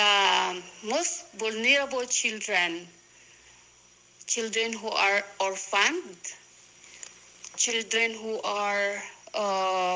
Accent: Philippines; we are 5 Filipina sisters.

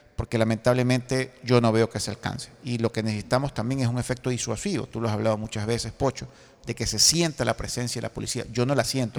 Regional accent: Guayaquil, Guayas, Ecuador; mi ciudad natal, que es Guayaquil

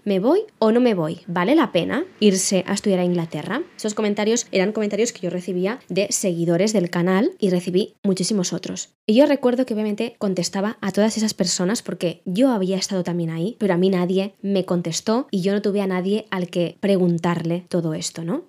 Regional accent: Spain; also born or lived in London; hablo de ser español porque es lo que soy yo

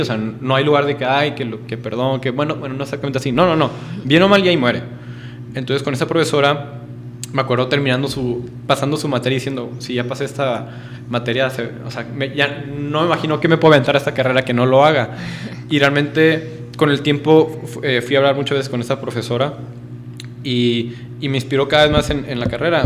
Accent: northern Mexico, Mexico; moved away as an adult; now in Puebla, Mexico; vengo del norte de México

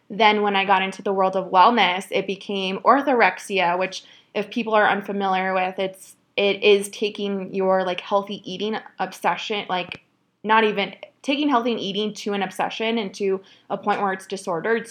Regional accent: Phoenix, Arizona, United States; moved away as an adult; now in Oregon, United States; I grew up in Phoenix, Arizona. I lived there for almost 29 years. That's where I was born and raised

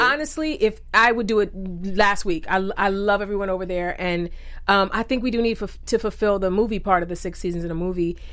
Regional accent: Cleveland, Ohio, United States; Cleveland, Ohio, which is my hometown

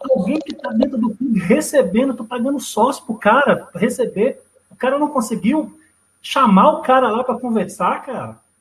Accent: Brazil; sou brasileiro

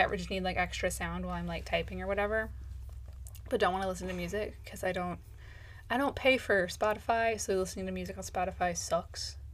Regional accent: United States; accent: American; as an American

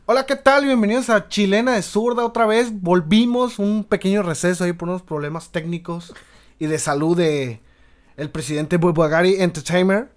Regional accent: Mexico; nosotros como mexicanos

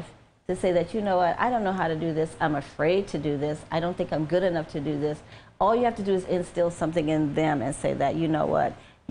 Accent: New Orleans, Louisiana, United States; I'm from New Orleans

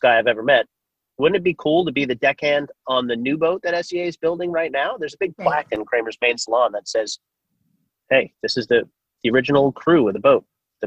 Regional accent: Long Island, New York, United States; moved away as an adult; also born or lived in Boston; I grew up on Long Island in New York

